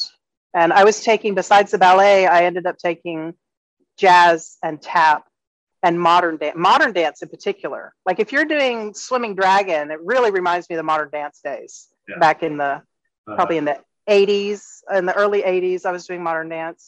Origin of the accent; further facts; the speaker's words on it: Texas, United States; moved away as an adult; now in Playas del Coco, Costa Rica; I grew up in Texas.